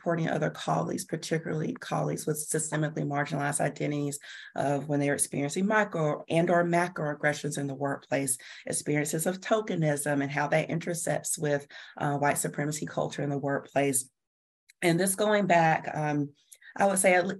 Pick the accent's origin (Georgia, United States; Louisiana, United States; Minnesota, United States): Georgia, United States; I was born and raised in Georgia